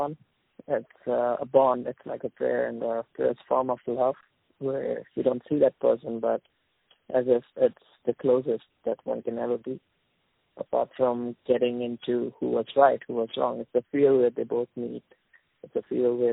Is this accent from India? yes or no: yes; India; now in Dubai, United Arab Emirates; I'm from India, but currently I'm working in Dubai.